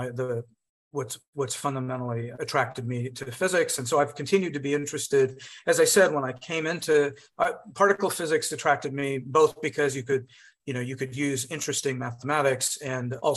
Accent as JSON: {"language": "English", "country": "United States", "said": "an American physicist of Indian origin"}